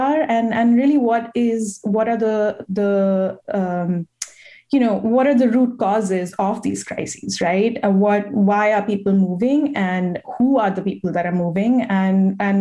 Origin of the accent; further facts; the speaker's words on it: New Delhi, Delhi, India; now in United States; I am Indian, and I am an immigrant myself.